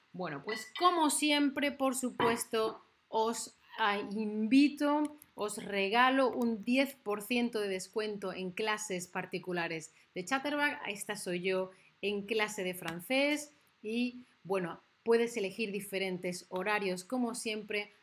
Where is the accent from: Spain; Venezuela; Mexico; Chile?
Spain; que soy de España